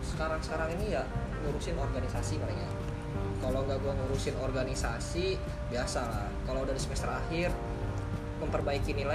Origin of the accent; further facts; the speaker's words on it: Lampung, Indonesia; also born or lived in Tangerang; now in Jakarta, Indonesia; Gua, gua dari Lampung gua. Mm -hmm. Cuman lama gue ngerantau di sini